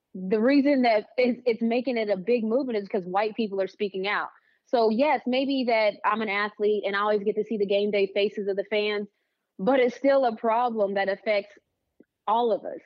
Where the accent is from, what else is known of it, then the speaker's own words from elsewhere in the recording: West Virginia, United States; now in Atlanta, United States; I'm homegrown. Like, I tell people all the time, like, "Yeah, I'm from West Virginia."